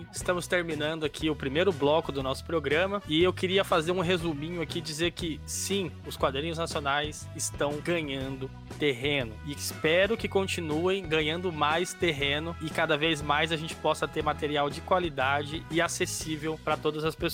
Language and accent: Portuguese; São Paulo, Brazil; now in Curitiba, Brazil; Eu não sou, eu sou de São Paulo, mas moro em Curitiba.